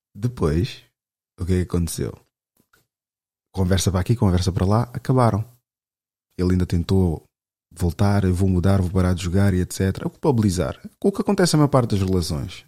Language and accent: Portuguese; Lisbon, Portugal; cresci aqui em Lisboa